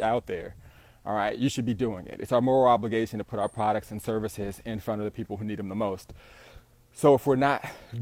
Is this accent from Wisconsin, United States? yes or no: no; Southern California, United States; I'm an entrepreneur from SoCal